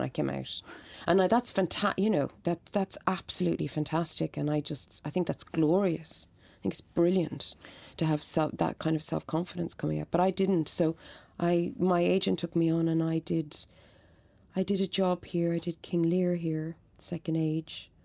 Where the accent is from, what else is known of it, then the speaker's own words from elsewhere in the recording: Dublin, Leinster, Ireland; I grew up in Coolock